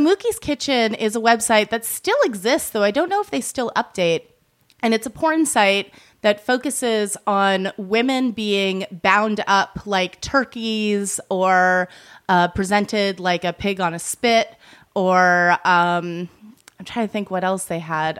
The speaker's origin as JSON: {"language": "English", "region": "Massachusetts", "country": "United States", "tie": "born or raised there", "moved": "yes", "said": "I grew up in Massachusetts"}